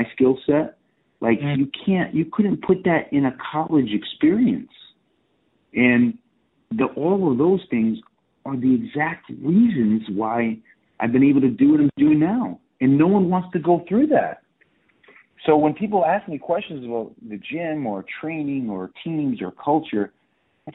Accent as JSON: {"language": "English", "region": "Southeastern Massachusetts", "country": "United States", "moved": "as an adult", "lives_now": "Miami Beach, United States", "said": "I'm from Southeastern Mass"}